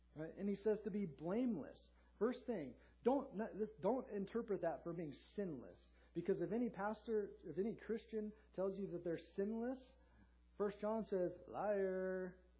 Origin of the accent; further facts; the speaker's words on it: Southern California, United States; If you live in Southern California like I did growing up